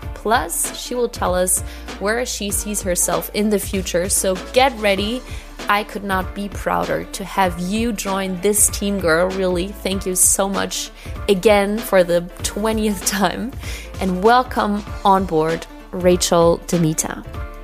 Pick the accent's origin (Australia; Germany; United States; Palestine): Germany; English is a second language; I am from Germany